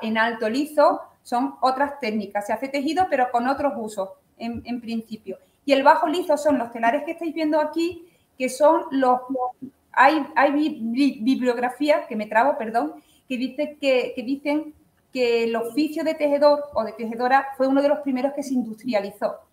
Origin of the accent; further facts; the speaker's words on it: Chiclana de la Frontera, Andalusia, Spain; also born or lived in Campillo, Málaga; now in Orcera, Spain; yo nací en un pueblo de Málaga, en, se llama eh, Campillo, soy de Campillo, y me he criado en Chiclana de la Frontera, en Cádiz